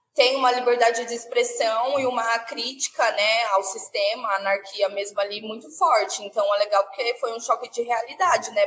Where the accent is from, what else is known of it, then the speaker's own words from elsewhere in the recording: Brazil; a minha, minha essência ela vem da Zona Oeste